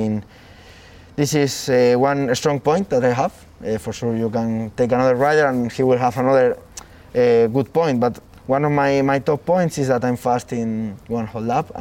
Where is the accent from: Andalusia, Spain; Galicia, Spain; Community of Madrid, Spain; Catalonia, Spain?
Community of Madrid, Spain; near Jarama; five minutes from my my home my hometown